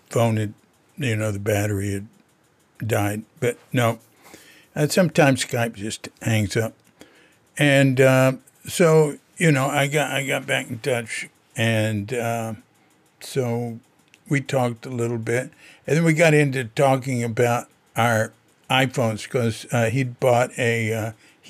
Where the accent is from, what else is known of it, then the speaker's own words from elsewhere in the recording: Fort Worth, Texas, United States; I was born February 9th in Fort Worth.